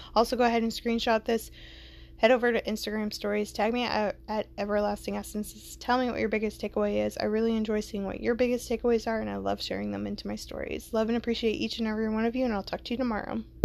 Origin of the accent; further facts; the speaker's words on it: Atlanta, Georgia, United States; I grew up in Atlanta